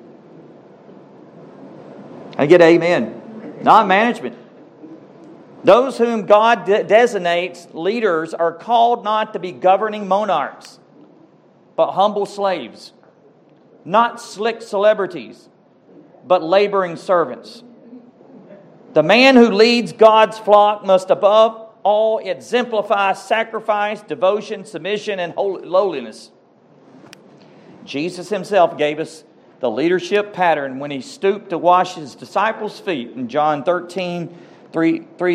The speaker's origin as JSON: {"language": "English", "town": "Cave Spring", "region": "Georgia", "country": "United States", "also_born_or_lived": "Rome, Georgia", "said": "I'm from Cave Spring"}